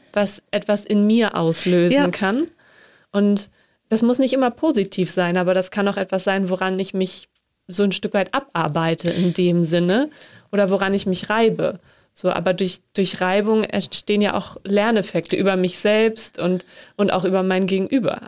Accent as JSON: {"language": "German", "region": "Northern Germany", "country": "Germany", "said": "ich komme aus Norddeutschland, da sind auch Seebestattungen gang und gäbe"}